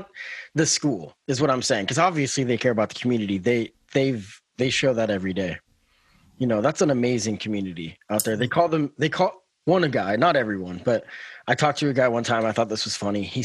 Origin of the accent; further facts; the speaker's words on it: Oregon, United States; we're all Oregonians